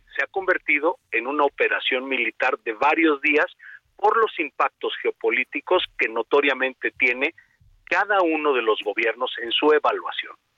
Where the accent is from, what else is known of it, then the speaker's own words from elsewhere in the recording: Mexico; como mexicanos